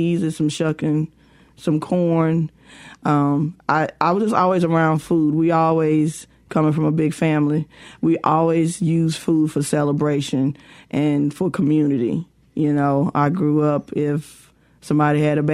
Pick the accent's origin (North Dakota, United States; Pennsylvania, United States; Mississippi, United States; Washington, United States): Mississippi, United States; West Point; growing up in West Point during the summers